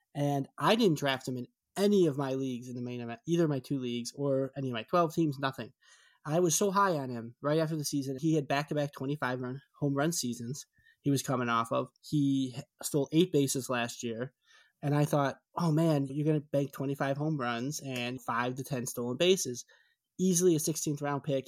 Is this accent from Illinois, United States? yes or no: yes; Chicago, Illinois, United States; I'm from Chicago